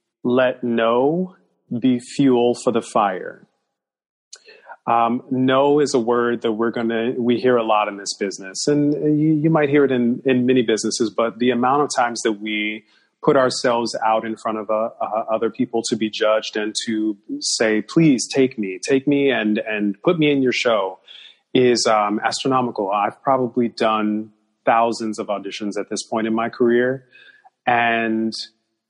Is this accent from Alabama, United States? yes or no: no; Gary, Indiana, United States; moved away; also born or lived in Chicago, Illinois; my hometown of Chicago. Well, Gary, Indiana